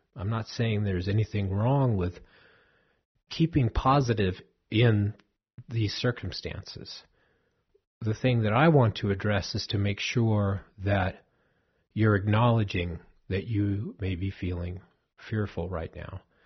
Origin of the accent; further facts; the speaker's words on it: Southern California, United States; I grew up in Southern California